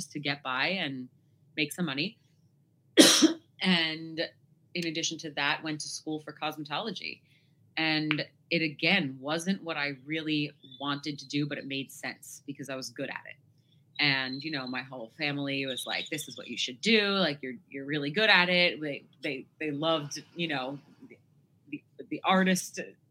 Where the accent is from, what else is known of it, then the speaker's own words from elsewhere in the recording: New York, United States; I am 32. I have yet to grow up and I'm from New York.